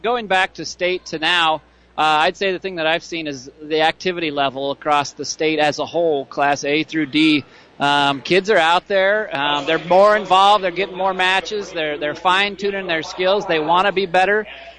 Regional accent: Nebraska, United States; now in Kearney, United States; Rose, Nebraska. My current address.

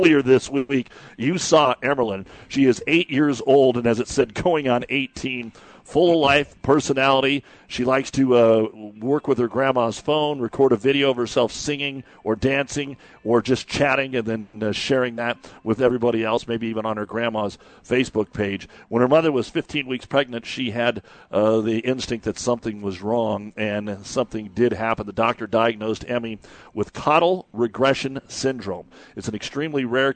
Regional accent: Ord, Nebraska, United States; moved away as an adult; now in Kearney, United States; my hometown of Ord

